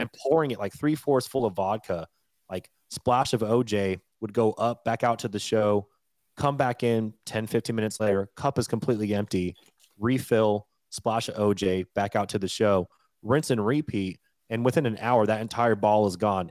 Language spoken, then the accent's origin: English; Washington, United States; moved away; also born or lived in Colorado; I'm born and raised in Washington State, lived a lot of years in Colorado